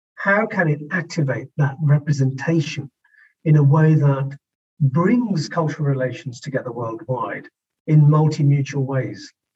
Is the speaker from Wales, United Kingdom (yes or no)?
no; West Midlands, United Kingdom; the West Midlands